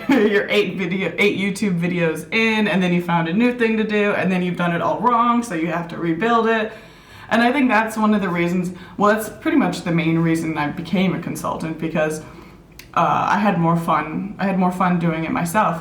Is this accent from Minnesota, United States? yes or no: yes; Minneapolis, Minnesota, United States; also born or lived in Thailand; now in New Zealand; I was born and raised in Minneapolis, Minnesota